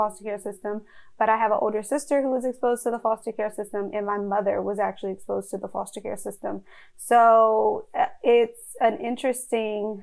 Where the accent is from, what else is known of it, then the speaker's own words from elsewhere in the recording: Alexandria, Virginia, United States; I was born and raised in Alexandria, Virginia in the United States.